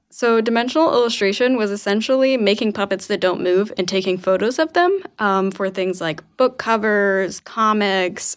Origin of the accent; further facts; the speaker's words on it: Arkansas, United States; moved away as an adult; also born or lived in Memphis, Tennessee; now in Portland, United States; I'm from Arkansas originally